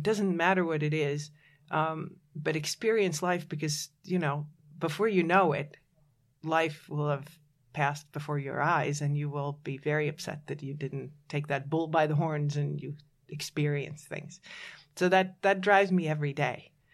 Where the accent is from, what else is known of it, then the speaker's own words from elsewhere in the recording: Latvia; moved away; I was born in Latvia